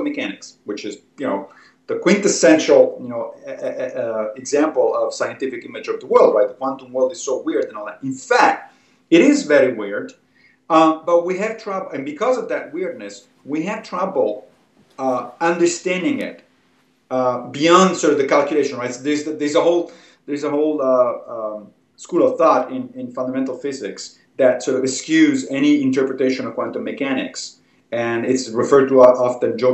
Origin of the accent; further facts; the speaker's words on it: Italy; a young, kid growing up in Italy